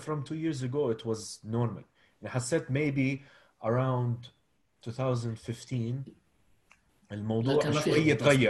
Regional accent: Abu Dhabi, United Arab Emirates; and somebody growing up in Abu Dhabi, you can relate to it, right?

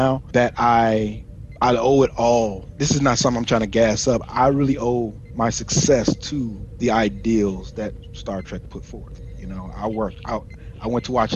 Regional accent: Chicago, Illinois, United States; moved away as an adult; I'm originally from Chicago, South Side Chicago, Illinois, and I went to the Navy, joined the Navy at 18, right after high school

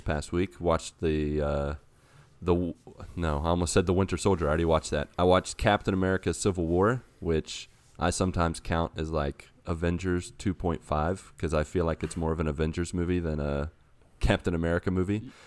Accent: Grafton, West Virginia, United States; moved away; my hometown in this game and walk around West Virginia

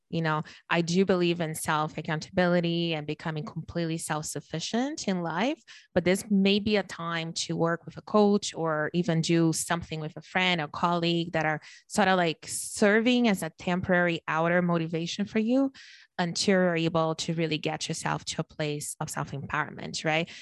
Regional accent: Brazil; now in Canada; I'm born and raised in Brazil, I live in Canada now

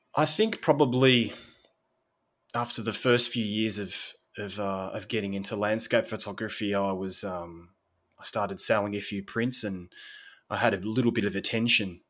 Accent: Sorrento, Victoria, Australia; moved away as an adult; now in Italy; so I'm from a little beach country town in Australia, little fishing town, fishing village called Sorrento, which is about two hours south of Melbourne

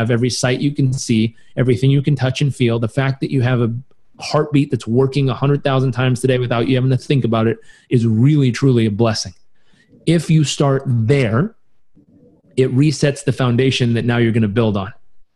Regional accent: Southern California, United States; I grew up in Southern California

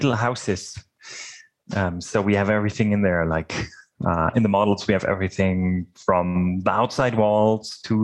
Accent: Germany; moved away as an adult; also born or lived in Dresden, Germany; now in Winkler, Canada; I was born in Germany, and I studied mechatronics in Dresden in Germany

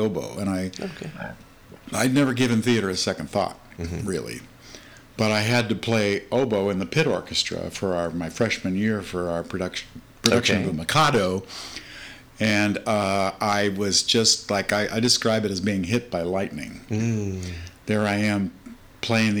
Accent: Arizona, United States; moved away as an adult; now in San Francisco, United States; We came from Arizona

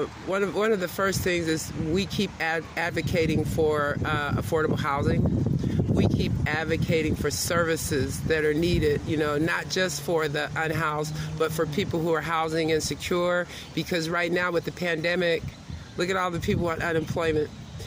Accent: Chicago, Illinois, United States; Well, we're both from Chicago

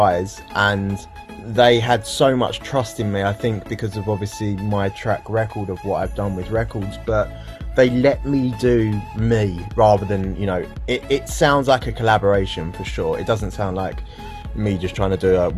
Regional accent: United Kingdom; a British guy

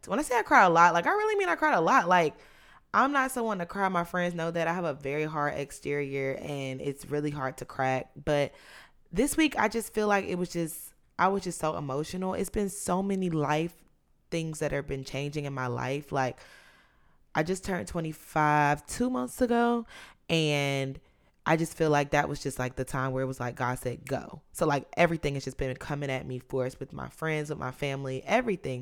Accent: South Carolina, United States; moved away; I was born in South Carolina

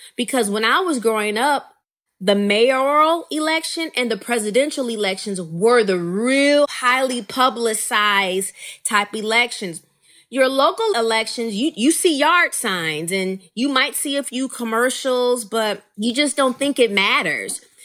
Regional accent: Rockford, Illinois, United States; my hometown of Rockford, Illinois

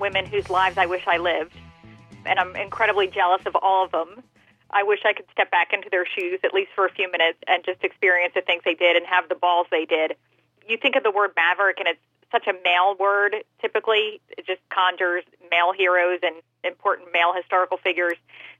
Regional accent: Philadelphia, Pennsylvania, United States; moved away as an adult; also born or lived in Atlanta; Well, I was born and raised in Philadelphia and moved to Atlanta in 2001. I was down there for 6 years

